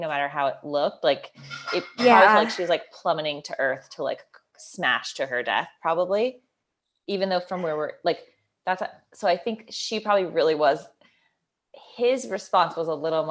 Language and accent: English; Georgia, United States; I'm from Georgia